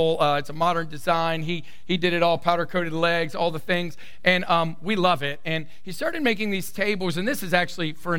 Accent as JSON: {"language": "English", "region": "the South", "country": "United States", "tie": "born or raised there", "said": "I come from the South, born, raised in the South, and I have a Southern belle mama"}